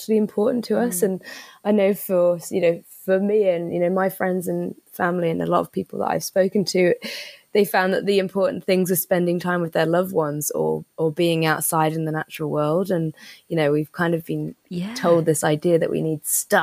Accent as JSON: {"language": "English", "country": "Isle of Man", "tie": "born or raised there", "said": "I was really lucky growing up on the Isle of Man"}